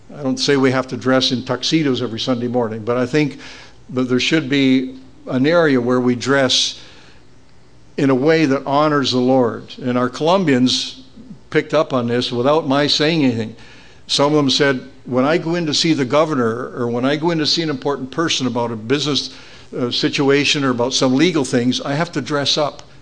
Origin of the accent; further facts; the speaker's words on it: Beamsville, Ontario, Canada; my hometown of Beamsville